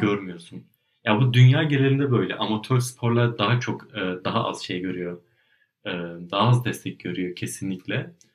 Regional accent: Turkey; now in Germany; ben Türkiye'de doğdum büyüdüm.

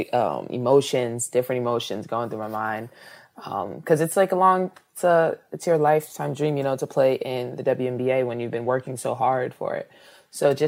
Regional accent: Montclair, New Jersey, United States; also born or lived in Virginia; I was actually born in Virginia, and then we moved to Jersey, New Jersey

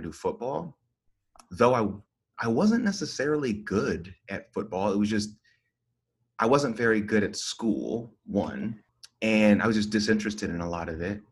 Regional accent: Stone Mountain, Georgia, United States; But the truth is, it's like Stone Mountain area. So right outside of Atlanta.

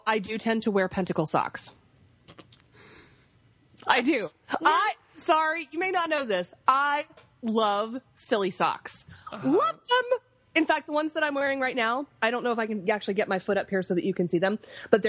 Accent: the South, United States; accent: Southern; I grew up in the South too

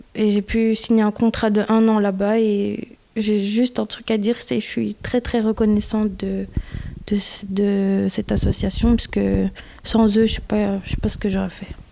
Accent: Belgium; je suis née en Belgique

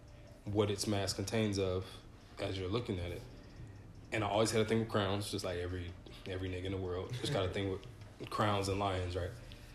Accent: Grand Rapids, Michigan, United States; born there; Nope. So I was born in Grand Rapids, Michigan.

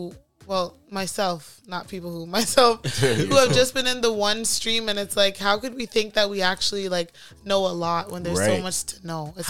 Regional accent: Jamaica

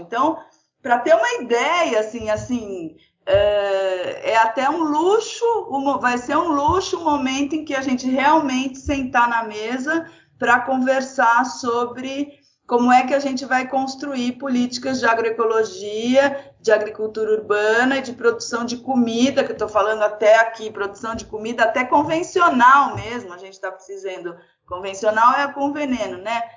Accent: São Paulo, Brazil; eu nasci uh, em São Paulo

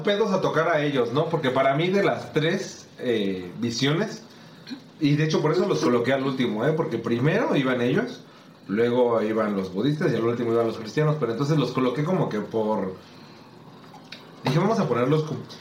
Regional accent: Mexico; yo sí me siento felizmente mexicano y felizmente y orgulloso de, nuestras raíces

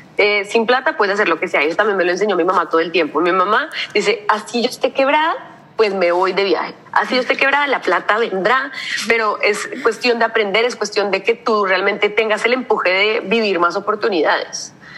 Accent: Colombia; moved away as an adult; now in Rotterdam, Netherlands; porque venimos de Colombia

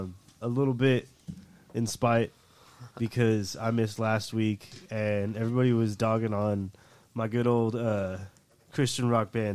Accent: Escondido, California, United States; I grew up in Escondido, California

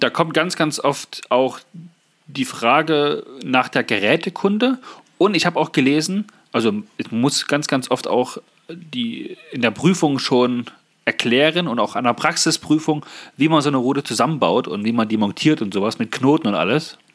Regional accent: Germany; also born or lived in Naumburg, Saxony-Anhalt; wir, die Deutschen

